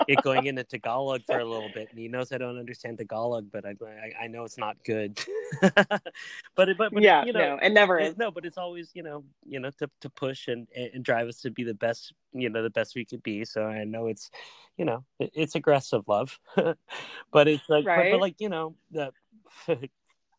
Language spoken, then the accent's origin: English; Southern California, United States; growing up in Southern California